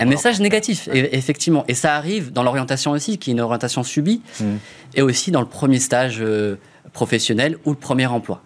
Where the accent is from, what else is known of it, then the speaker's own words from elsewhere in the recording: Strasbourg, Grand Est, France; Je viens de Strasbourg. Autour c'est l'Alsace.